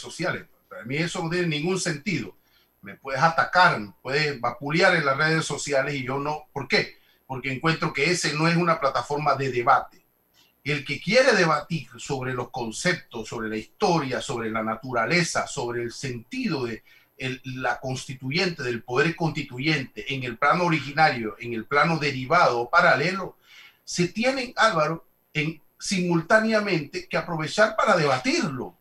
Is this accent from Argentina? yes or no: no; Panama